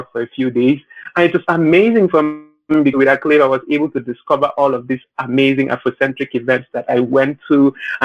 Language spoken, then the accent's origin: English; Nigeria; moved away as an adult; now in Las Vegas, United States; So I'm in America. I live in Las Vegas. Mm-hmm. And so I was born and raised in Nigeria.